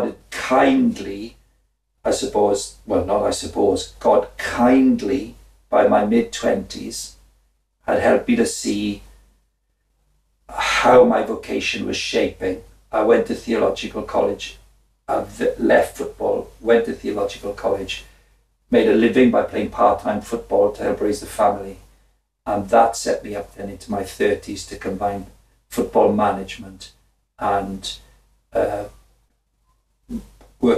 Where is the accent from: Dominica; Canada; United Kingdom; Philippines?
United Kingdom; Wales; I was from the Welsh working class